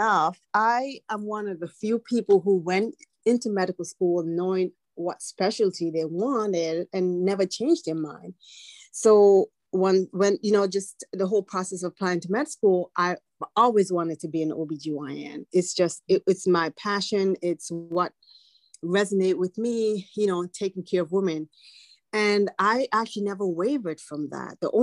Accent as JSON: {"language": "English", "country": "Antigua & Barbuda", "tie": "born or raised there", "moved": "yes", "said": "I was born in the Eastern Caribbean in a tiny twin nation island called Antigua and Barbuda."}